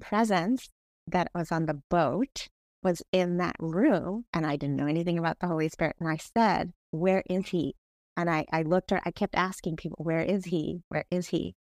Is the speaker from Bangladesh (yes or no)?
yes; Bangladesh; now in Kent, United States; I was born in Bangladesh